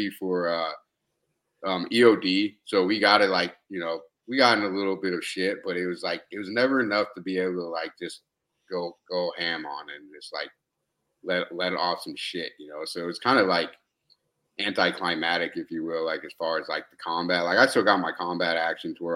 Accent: Nebraska, United States; moved away as an adult; also born or lived in Colombia; now in Atlanta, United States; I was born in Columbia, South America. Grew up in Nebraska pretty much.

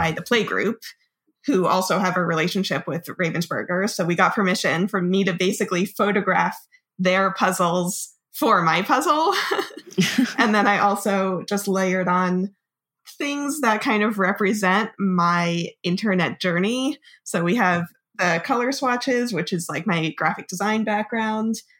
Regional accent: Monmouth County, New Jersey, United States; I'm from Central Jersey, like Monmouth County

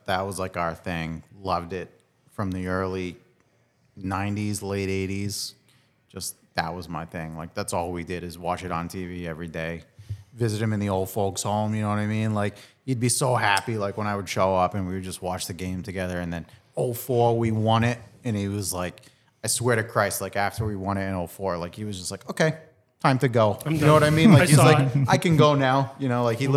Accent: Somerset, Massachusetts, United States; moved away as an adult; now in Florida, United States; I grew up in Somerset, not Fall River.

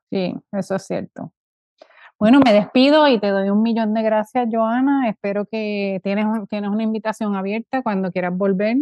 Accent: Puerto Rico; moved away; cuando me fui de Puerto Rico

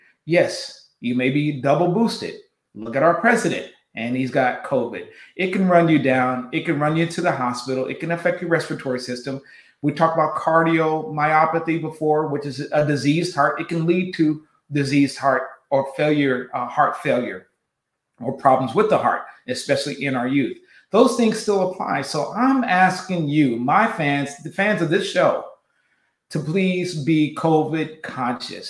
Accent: West Coast, United States; I'm from the West Coast

